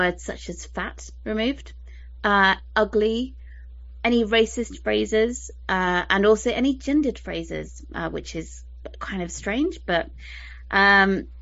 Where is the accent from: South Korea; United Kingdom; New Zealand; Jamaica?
United Kingdom; I'm British